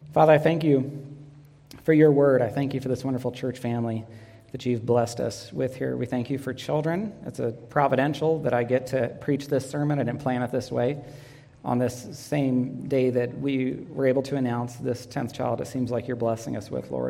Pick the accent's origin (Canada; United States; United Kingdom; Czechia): United States; Northern California; Katie and I grew up together in Northern California, attended a small school.